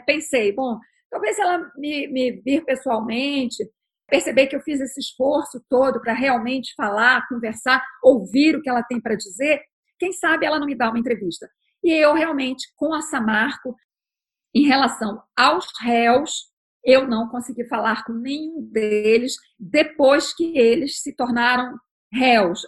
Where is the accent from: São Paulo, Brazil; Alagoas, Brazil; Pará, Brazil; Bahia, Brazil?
Pará, Brazil; Belém; moved away; also born or lived in New York, United States; Eu sou paraense, sou de Belém, sou da Amazônia